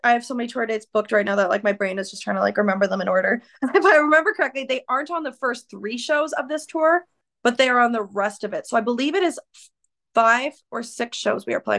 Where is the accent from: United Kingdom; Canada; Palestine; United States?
Canada; I'm from Canada